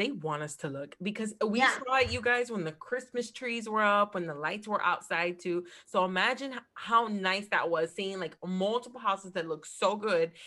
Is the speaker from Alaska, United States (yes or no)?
no; New Jersey, United States; now in Florida, United States; that's my hometown state